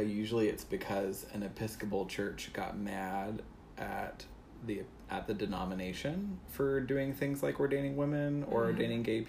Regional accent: the South, United States; I'm legitimately from the South

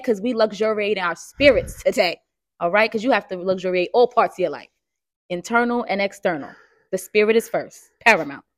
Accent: New York City, New York, United States; I'm born and raised in Harlem

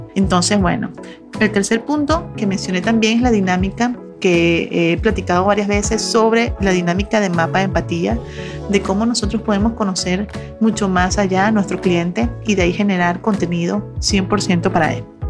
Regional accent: Venezuela; moved away as an adult; now in Monterrey, Mexico; yo soy venezolana, tengo 15 años en Monterrey, México

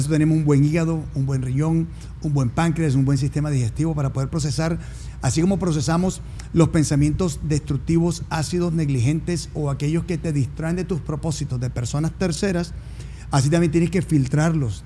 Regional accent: New Jersey, United States; also born or lived in Colombia; now in Miami, United States; vengo de una familia que nacimos en Colombia, de una, un legado italiano-argentino por parte de madre y venezolano-colombiano por parte de padre. Como tal, viviendo en Miami, pero crecí en New Jersey

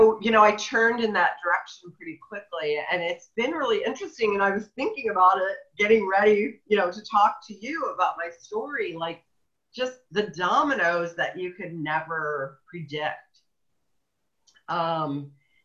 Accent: central Illinois, United States; moved away as an adult; now in Oregon, United States; I was in central Illinois

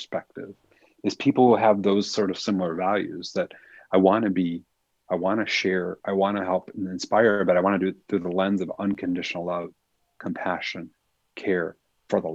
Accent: Michigan, United States; I grew up in Michigan, so this was in the Detroit area.

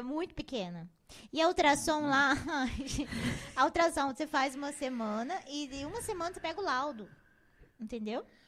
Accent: Rondonópolis, Mato Grosso, Brazil; Eu nasci aqui mesmo, em Rondonópolis

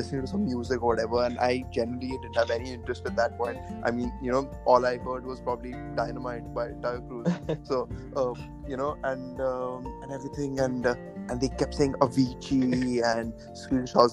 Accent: Pune, Maharashtra, India; moved away; also born or lived in Coventry; I'm from Pune, India.

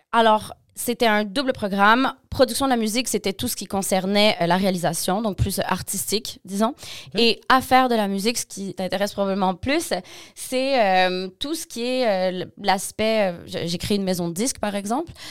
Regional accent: Montreal, Quebec, Canada; also born or lived in Montmagny; OK, donc je suis née à Montmagny. Euh, ma mère est québécoise, mon père est français sénégalais, breton sénégalais.

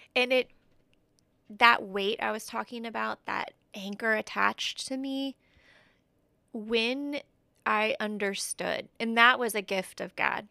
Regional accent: Indianapolis, Indiana, United States; moved away as an adult; now in Huntington, United States; I'm originally from Indianapolis

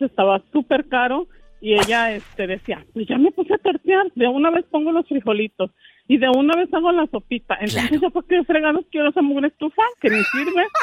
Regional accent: outskirts of Zacatecas and Jalisco, Mexico; moved away; allá donde nací fue en un pueblo lejano, lejano, allá por las afueras de Zacatecas y Jalisco

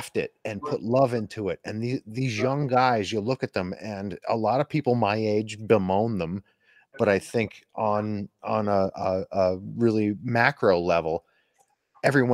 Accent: Scranton, Pennsylvania, United States; my hometown

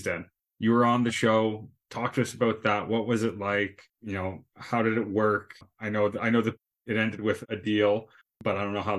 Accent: Canada; as a Canadian

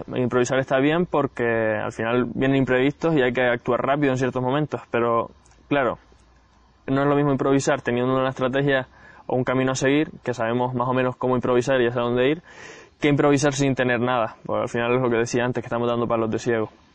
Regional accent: Gran Canaria, Canary Islands, Spain; Yo soy de Gran Canaria, aunque ahora, como ves, estoy en otro sitio

